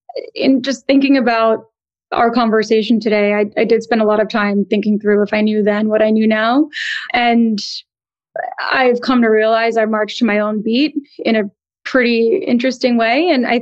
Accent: East Coast, United States; also born or lived in New Jersey / Connecticut; culturally, I'm Indian American. My parents both came to the U.S. in the 60s and 70s and thankfully settled in New York City. And I grew up on the East Coast, kind of ping-ponging between New York, New Jersey, Connecticut

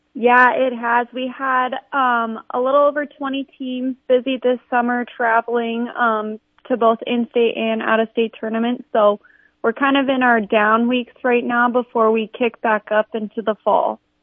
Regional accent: Sioux Falls, South Dakota, United States; I'm from Sioux Falls, so okay. I played I I played here my whole life.

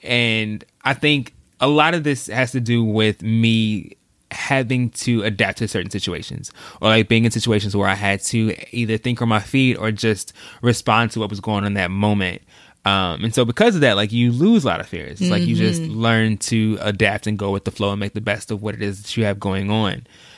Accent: Texas, United States; also born or lived in St. Louis; I was born in St. Louis. So we moved from Missouri to Texas

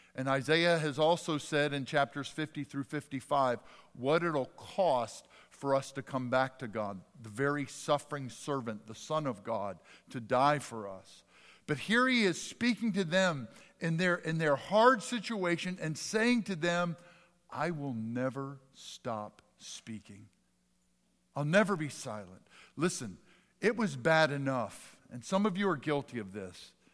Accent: Jackson, United States; My childhood doctor, when I grew up in South Jackson, was Doctor Guess

